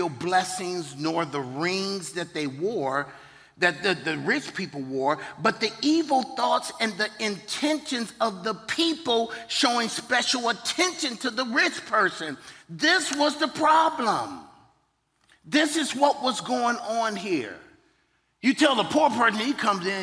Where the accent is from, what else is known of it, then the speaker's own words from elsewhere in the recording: Virginia, United States; I'm from Virginia